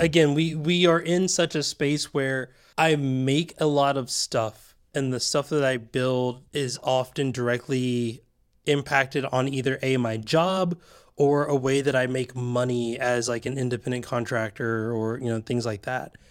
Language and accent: English; Tennessee, United States; moved away; also born or lived in Georgia; I'm from Tennessee, then Georgia.